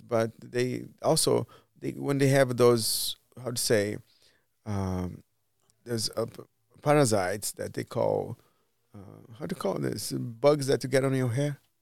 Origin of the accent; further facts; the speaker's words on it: Brazil; moved away as an adult; also born or lived in Miami / Spain / Portugal / São Paulo; now in Cleveland, United States; I left Brazil, because of the government